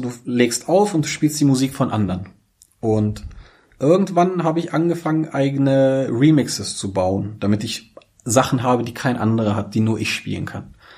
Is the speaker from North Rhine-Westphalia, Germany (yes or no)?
no; Braunschweig, Lower Saxony, Germany; Ich bin hier geboren und aufgewachsen. Ich bin wirklich stolzer Braunschweiger